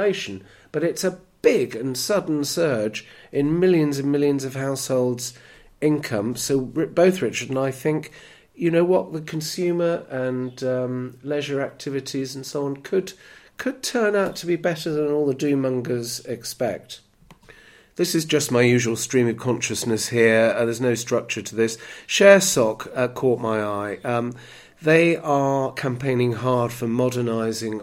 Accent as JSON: {"language": "English", "country": "United Kingdom", "said": "we're terribly parochial in the UK"}